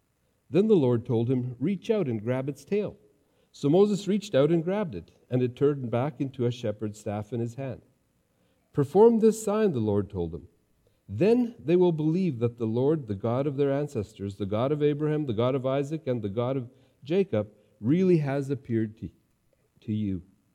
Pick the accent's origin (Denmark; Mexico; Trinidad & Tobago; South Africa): Mexico; also born or lived in Texas, United States; As an MK, growing up in Mexico and Texas, I came across a lot of snakes, a lot of rattlesnakes, and I got used to always watching for them.